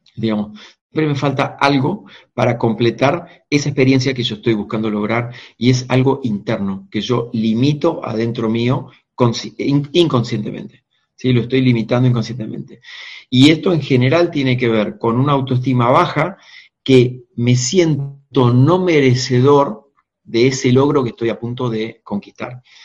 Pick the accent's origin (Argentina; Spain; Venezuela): Argentina; mi país, Argentina